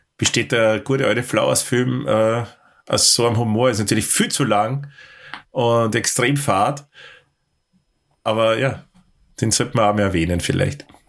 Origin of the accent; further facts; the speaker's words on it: Austria; für mich auch natürlich als, als Österreicher